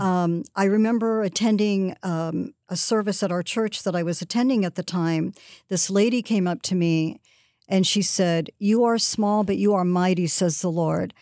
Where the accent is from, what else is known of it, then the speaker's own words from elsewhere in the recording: Southern California, United States; I worked at a local taco place where I grew up in Southern California